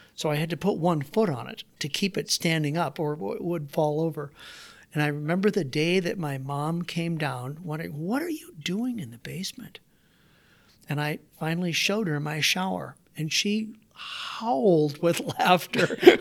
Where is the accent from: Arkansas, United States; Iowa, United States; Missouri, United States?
Iowa, United States; Waterloo; also born or lived in Davenport, Iowa; I grew up, so I was born in Davenport, Iowa, did my grade school years in Waterloo. We lived in a 750 square foot house in Waterloo, Iowa